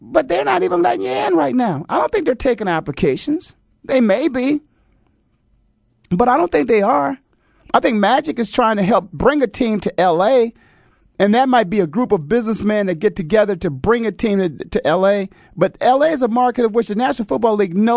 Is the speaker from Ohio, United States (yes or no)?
yes; Canton, Ohio, United States; growing up in Canton, Ohio